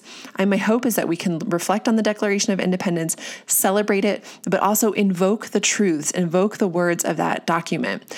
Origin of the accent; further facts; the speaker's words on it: United States; us as Americans